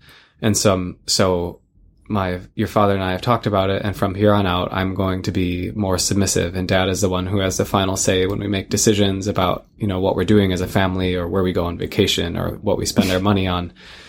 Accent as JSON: {"language": "English", "region": "Midwest", "country": "United States", "tie": "born or raised there", "moved": "yes", "said": "where we grew up in the Midwest."}